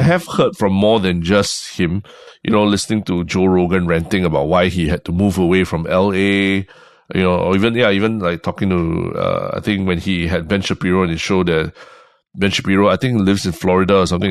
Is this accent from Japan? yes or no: no; Singapore